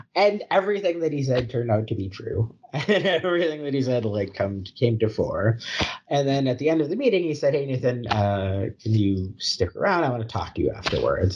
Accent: Chicago, Illinois, United States; also born or lived in Kansas City, Missouri / Milwaukee, Wisconsin; now in Alpharetta, United States; I grew up in Chicago

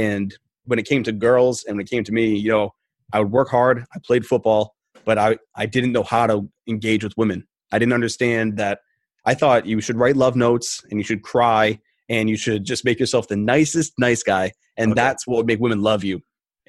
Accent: Rhode Island, United States; Originally, I'm from New England. Okay. Yeah, I'm a Rhode Islander. And then I bounced around the country and I came back to Rhode Island.

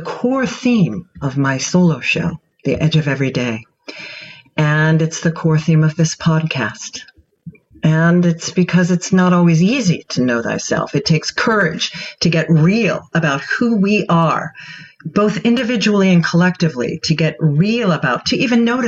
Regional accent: Pittsburgh, Pennsylvania, United States; also born or lived in Catskill Mountains; now in New York City, United States; I'm originally from Pittsburgh, and I now live in both NYC and the Catskill Mountains

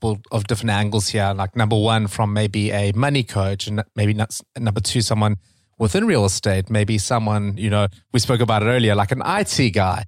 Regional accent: South Africa; moved away; I'm from South Africa

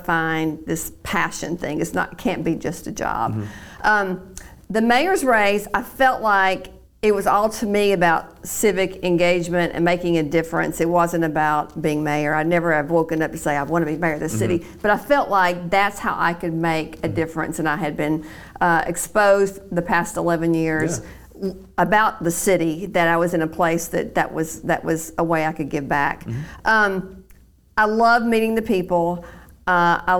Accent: Chattanooga, Tennessee, United States; the only memory I have growing up in Chattanooga was the smell of Crystal hamburgers

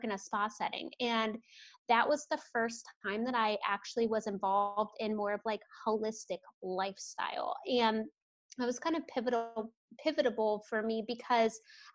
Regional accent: Ohio, United States; now in Portland, United States; I'm out of Portland, Oregon. I did not grow up here. I'm from the Midwest. So I grew up in Ohio

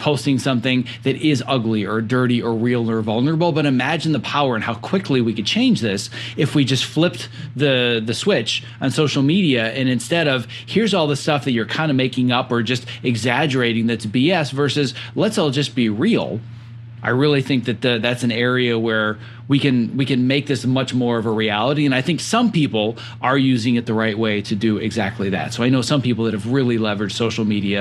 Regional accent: Northern Wisconsin, United States; born and raised in Northern Wisconsin, Cheesehead and Packer fan.

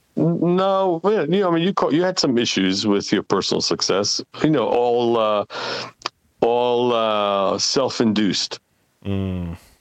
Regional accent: Israel; English is a second language; now in United States; I've left Israel many years ago

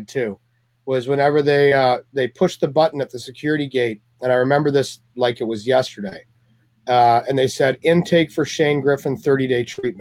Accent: Canada; moved away as an adult; also born or lived in Toronto; now in California, United States; I'm Canadian

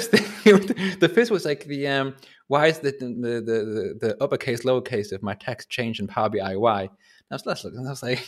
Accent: North East England, United Kingdom; moved away as an adult; now in Berlin, Germany; I moved to Berlin in 2006 from Northeast England, and I'm from a coastal town

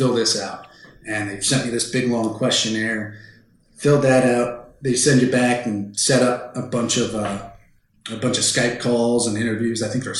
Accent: Midwest, United States; Growing up in the Midwest, we always had, you know, Renaissance fairs, 4-H fairs, all these other little things.

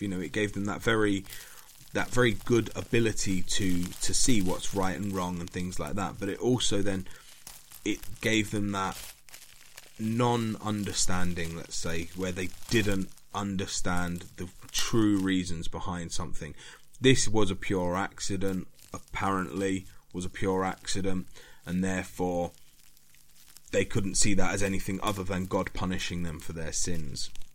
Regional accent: United Kingdom; being British

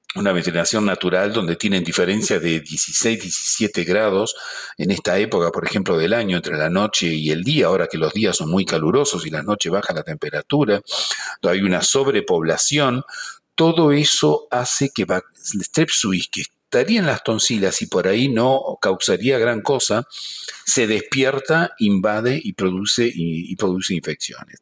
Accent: Buenos Aires, Argentina; moved away as an adult; also born or lived in Canada; now in Montreal, Canada; por mi acento ya se dan cuenta que yo nací sido en, en Argentina, Buenos Aires, pero he pasado ya más parte de mi vida en Canadá que la que pasé en Argentina, ¿verdad? A pesar de que uno no pierde el acento

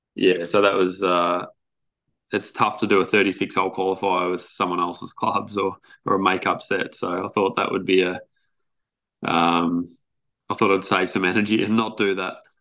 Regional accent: Australia; just being an Australian

